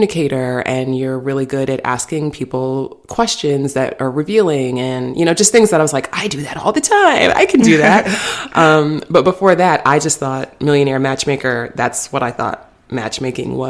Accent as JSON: {"language": "English", "region": "New York", "country": "United States", "said": "I'm from New York."}